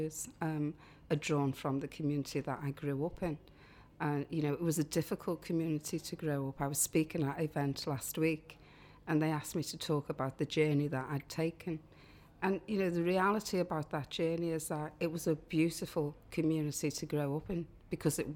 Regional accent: Liverpool, North West England, United Kingdom; growing up in Liverpool 8

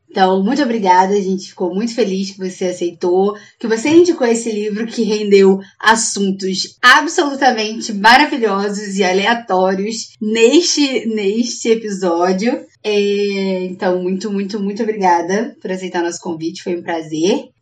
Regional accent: Brazil; A gente é brasileira mesmo.

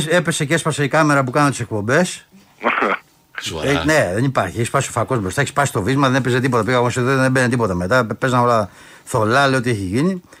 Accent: Kalamata, Peloponnese, Greece; εκεί είμαι και από την Καλαμάτα.

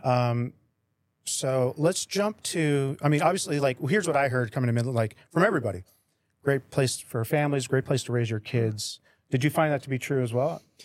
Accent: Las Vegas, Nevada, United States; moved away as an adult; now in Midland, United States; I grew up in Las Vegas

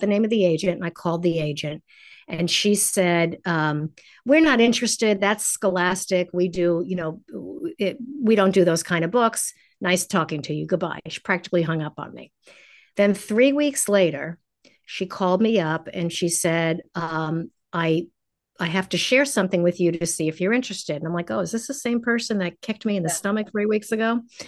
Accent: New York City, New York, United States; now in Los Angeles, United States; I moved to Los Angeles. I'm a New Yorker and I always have one foot out the door because I love the pace of big cities.

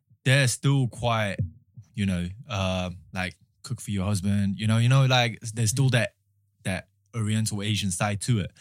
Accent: Mongolia; moved away; I'm from Mongolia. I grew up in a Mongolian household

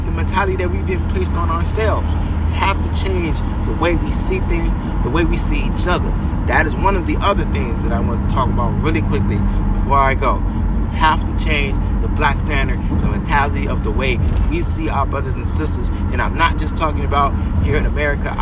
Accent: United States; I'm American or I'm Afro-American

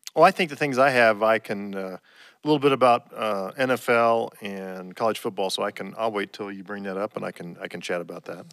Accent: Indiana, United States; I'm from Indiana

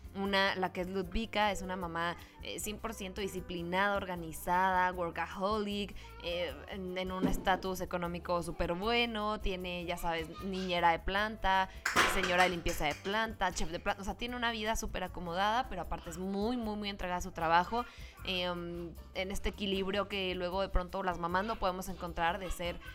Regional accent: Mexico; como los mexicanos somos

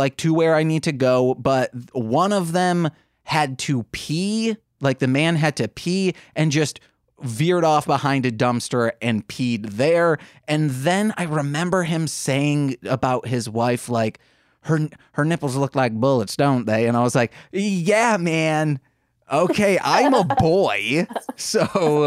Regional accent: Muskegon, Michigan, United States; I think 16, needed to get out of Muskegon.

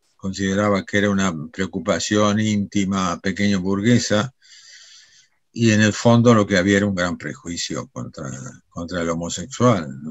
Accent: Argentina; nosotros como argentinos

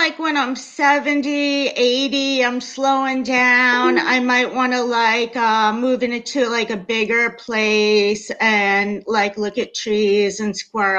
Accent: North Shore, Massachusetts, United States; now in Boston, United States; I grew up on the North Shore of Mass. I went to college in Boston.

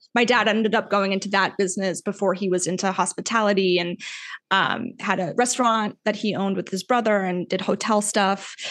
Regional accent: Weston, Florida, United States; I'm from a small suburb called Weston, Florida, which is west of Fort Lauderdale, Florida.

